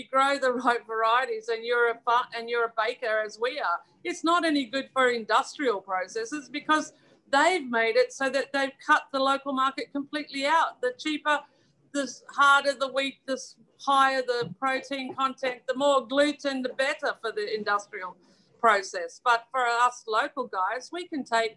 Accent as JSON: {"language": "English", "country": "Australia", "moved": "yes", "lives_now": "United Kingdom", "said": "we come from Australia"}